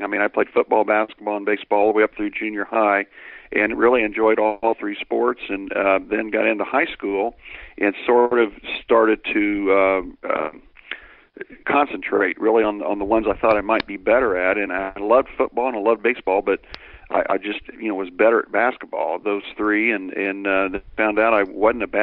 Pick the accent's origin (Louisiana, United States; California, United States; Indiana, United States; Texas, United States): Indiana, United States; Greenwood; also born or lived in Center Grove, Indiana; I grew up in Greenwood, and we had a Greenwood bitty ball league.